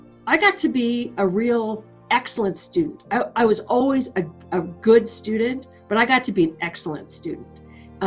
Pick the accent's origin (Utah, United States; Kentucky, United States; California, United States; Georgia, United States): California, United States; moved away as an adult; also born or lived in Los Angeles; now in Reno, United States; I was born here in Reno, but I was not raised here. We lived in California